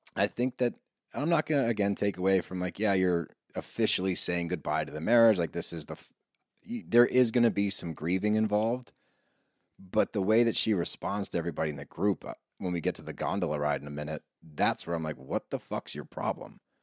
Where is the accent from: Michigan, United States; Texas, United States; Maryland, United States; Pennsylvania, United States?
Pennsylvania, United States; Philadelphia; we grew up around Philly